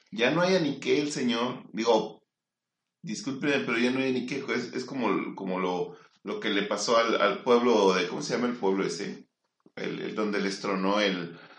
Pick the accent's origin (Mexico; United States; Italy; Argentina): Mexico; somos mexicanos nosotros, tú no.